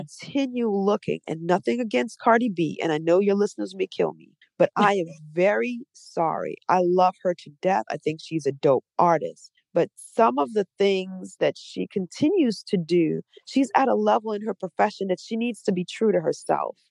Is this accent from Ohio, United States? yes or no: no; New Orleans, Louisiana, United States; also born or lived in Trinidad and Tobago; now in Atlanta, United States; I'm from New Orleans